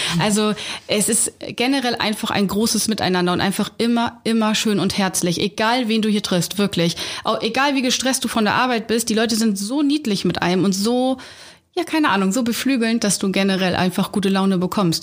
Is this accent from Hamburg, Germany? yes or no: yes; Hamburg, Germany; Hamburgerin, ich bin in Hamburg groß geworden, also in der Stadt